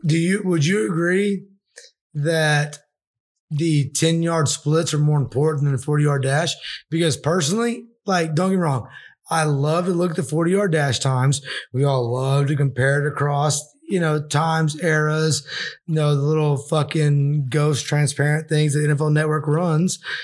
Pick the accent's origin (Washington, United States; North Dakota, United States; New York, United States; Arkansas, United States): Arkansas, United States; I'm from Arkansas